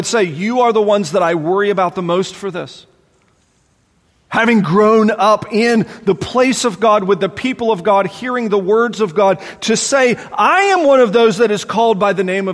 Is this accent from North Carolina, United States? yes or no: yes; Charlotte, North Carolina, United States; growing up in the Charlotte area, man, everybody was a Christian